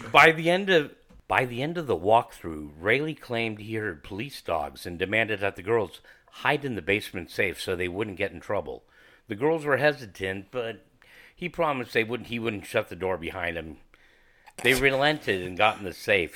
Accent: San Bruno, California, United States; I'm from San Fran, uh, actually from San Bruno, California. And, uh, the peninsula is my, um, stomping grounds

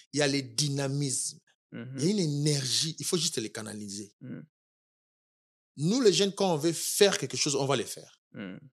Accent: Kinshasa, DR Congo; moved away as an adult; also born or lived in Ohio, United States; now in Kentucky, United States; je suis congolais, quinois

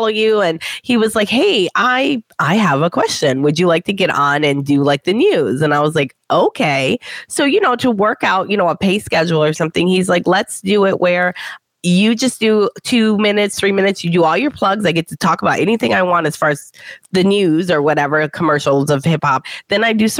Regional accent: Detroit, Michigan, United States; I'm from Detroit

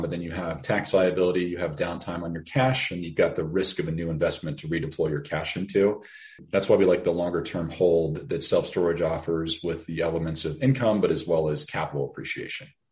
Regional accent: Denver, Colorado, United States; born and raised in Denver

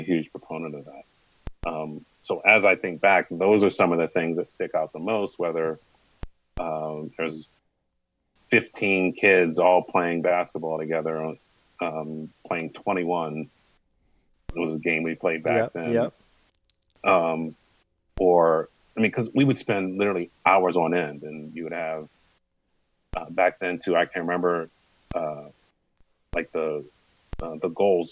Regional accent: United States; growing up in the Maryland, Virginia, especially Northern Virginia area

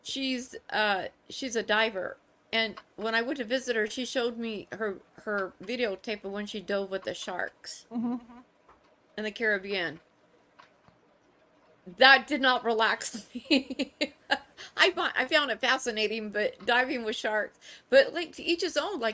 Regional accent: Bay Area, California, United States; I grew up in the Bay Area, so, you know, we went to Santa Cruz quite a bit

